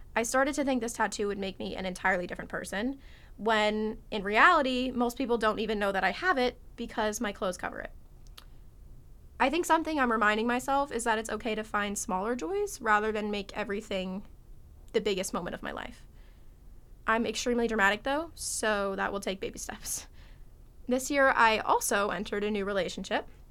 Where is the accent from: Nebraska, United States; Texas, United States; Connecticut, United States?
Connecticut, United States; I'm from Connecticut